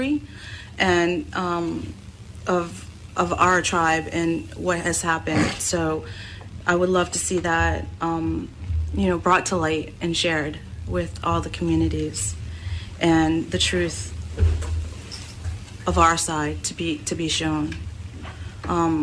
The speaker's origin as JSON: {"language": "English", "area": "Penobscot Nation", "region": "Maine", "country": "United States", "said": "I'm from the Penobscot Nation."}